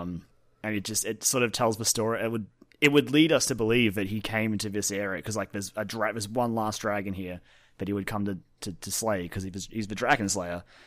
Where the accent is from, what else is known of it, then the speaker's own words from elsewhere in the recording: Australia; as Australian